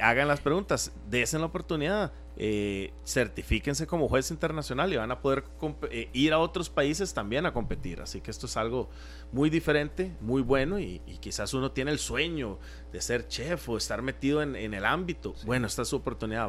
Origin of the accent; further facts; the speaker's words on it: Costa Rica; como ticos